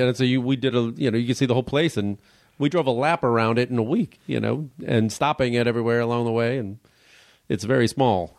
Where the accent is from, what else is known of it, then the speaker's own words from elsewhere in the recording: Chicago, Illinois, United States; I'm from Chicago